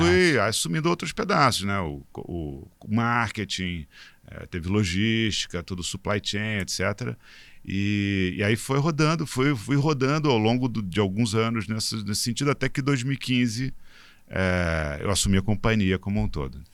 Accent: Rio de Janeiro, Brazil; Eu sou é, carioca

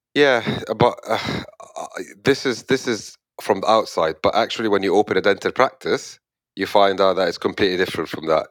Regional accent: Egypt; moved away as an adult; where I come from, I come from Egypt

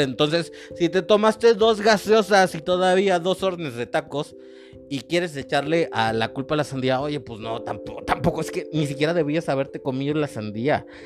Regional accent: Mexico; yo como mexicano

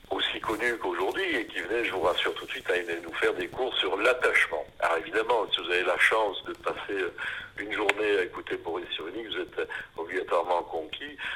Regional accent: Épinal, Grand Est, France; je suis né à à Épinal, donc la cité des, images dans les Vosges.

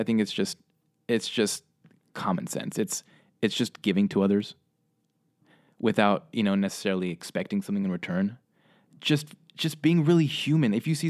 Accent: Russia; also born or lived in Spain / Hong Kong; I grew up in Russia, Spain, and Hong Kong, traveled the world as a kid, had a great lifestyle.

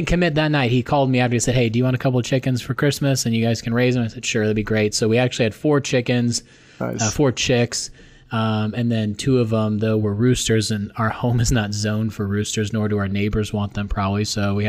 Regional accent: Glendale, Arizona, United States; also born or lived in Peoria, Arizona; born and raised in Glendale, Arizona

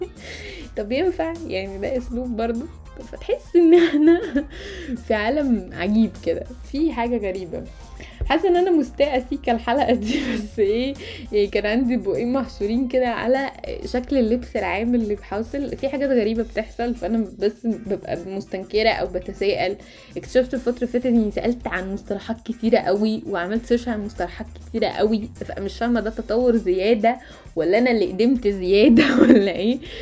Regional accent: Egypt; احنا عرب مصريين

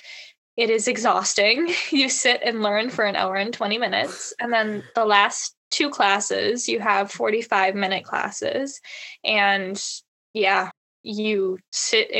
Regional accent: Reedsville, Wisconsin, United States; I am from Reidsville High School, also known as Hickville

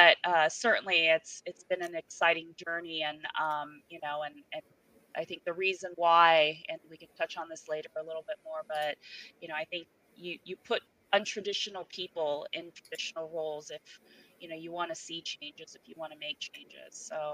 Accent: Japan; moved away; Even going back further before my career, I'm an immigrant from Japan. My dad and the family, he brought us over, it was $200 in a dream.

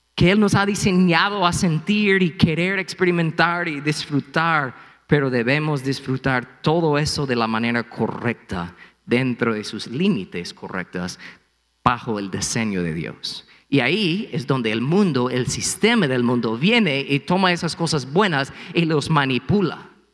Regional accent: United States; Spanish is a second language; moved away; soy gringo

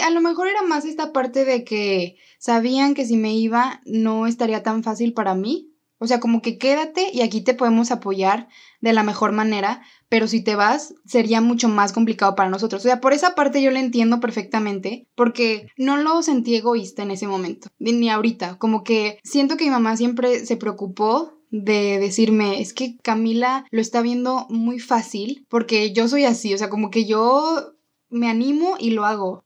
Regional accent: León, Guanajuato, Mexico; moved away as an adult; now in Guadalajara, Mexico; yo crecí en León y toda mi vida pensé que iba a estudiar ahí

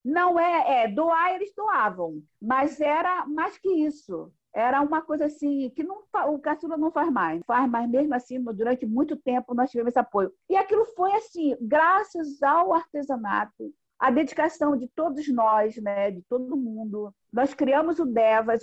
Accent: Northeast Region, Brazil; moved away; eu sou uma pessoa que nasceu no Nordeste

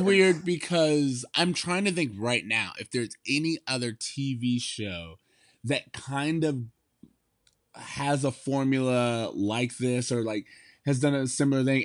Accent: United States; as an American

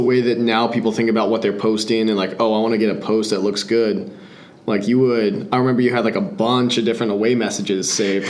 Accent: United States; born or raised there

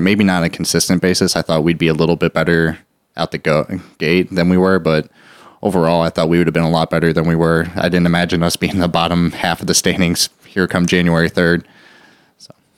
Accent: St. Louis, Missouri, United States; born or raised there; also born or lived in Texas

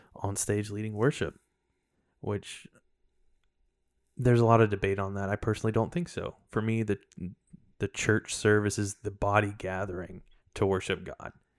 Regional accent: Chattanooga, Tennessee, United States; I'm from Chattanooga, Tennessee, and I've grown up in a Christian home my whole life

